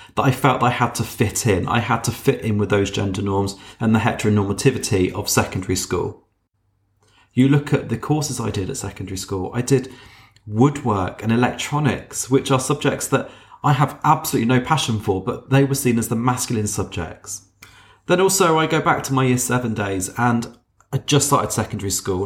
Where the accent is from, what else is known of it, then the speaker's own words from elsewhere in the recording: Wiltshire, South West England, United Kingdom; I grew up down in Wiltshire